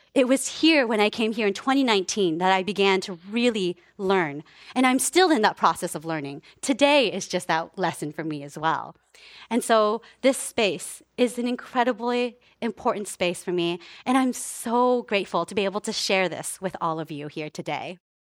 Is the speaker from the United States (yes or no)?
yes; Palo Alto, California, United States; also born or lived in Japan / Menlo Park; I came to the Bay Area, and I was actually, uh, raised in Palo Alto and Menlo Park.